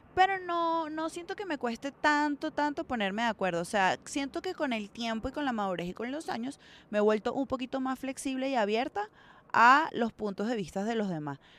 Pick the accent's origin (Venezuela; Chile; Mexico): Venezuela; moved away; vengo de Venezuela